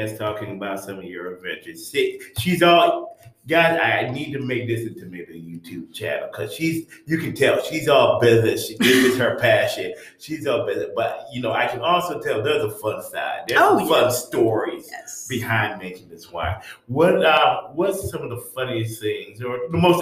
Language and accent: English; the North, United States; now in Charlotte, United States; I'm from the North